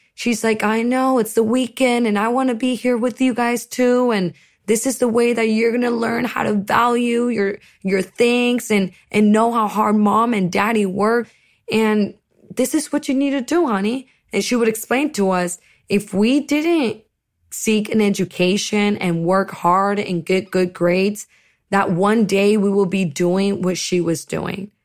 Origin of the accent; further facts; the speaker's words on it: Seaside, California, United States; also born or lived in Monterey, California; my parents settled in a little town called Seaside